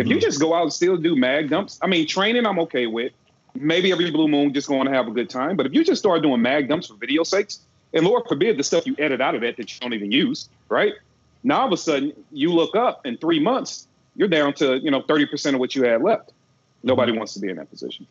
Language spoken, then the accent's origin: English; Midwest, United States; now in Georgia, United States; I'm from the Midwest. I'm used to the cold